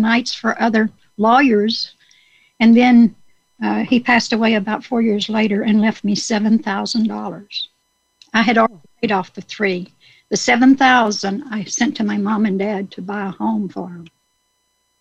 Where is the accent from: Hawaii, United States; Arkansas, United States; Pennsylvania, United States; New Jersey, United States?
Arkansas, United States; Star City; I was born in Star City, Arkansas, close to Dice, Arkansas